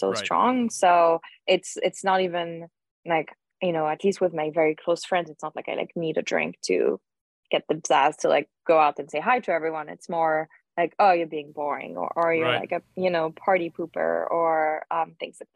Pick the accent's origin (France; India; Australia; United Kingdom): France; Lyon, Auvergne-Rhône-Alpes; moved away; I grew up in Lyon